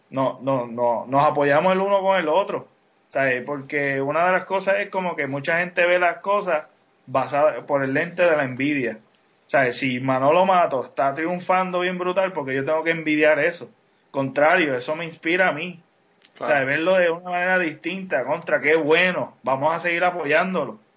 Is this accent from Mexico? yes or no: no; Utuado, Puerto Rico; moved away